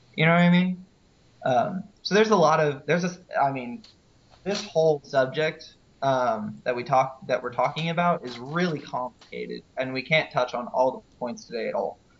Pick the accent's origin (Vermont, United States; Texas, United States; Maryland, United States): Texas, United States; Houston; I'm originally from Houston.